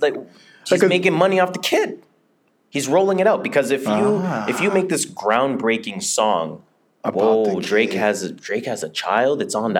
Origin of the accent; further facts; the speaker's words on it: Jamaica; I am Jamaican, you are Nigerian, right?